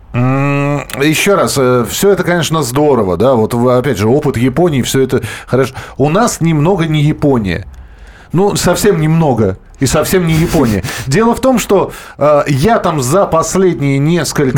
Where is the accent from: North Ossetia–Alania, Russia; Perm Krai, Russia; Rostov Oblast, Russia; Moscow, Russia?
Moscow, Russia; я москвич, у меня есть прописка, у меня есть там место в моем родном Бескудниковском бульваре